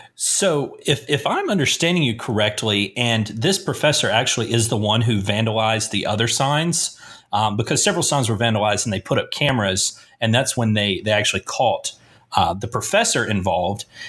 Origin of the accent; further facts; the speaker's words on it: Asheville, North Carolina, United States; my hometown is just doing its best to make me proud